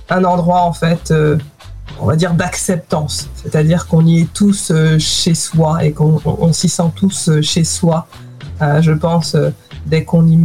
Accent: France; moved away as an adult; also born or lived in Guadeloupe; now in London, United Kingdom; j'ai grandi en France euh, aussi, une partie de ma vie. Euh, et aujourd'hui, je, vis au, Royaume-Uni depuis plus d'une décennie.

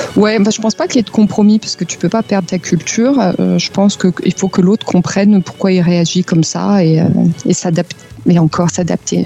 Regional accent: France; moved away as an adult; now in Munich, Germany; en tant que Française

